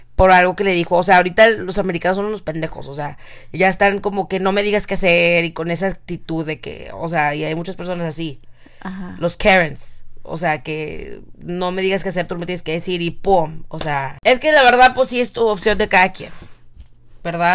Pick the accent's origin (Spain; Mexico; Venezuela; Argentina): Mexico; now in United States; nací en México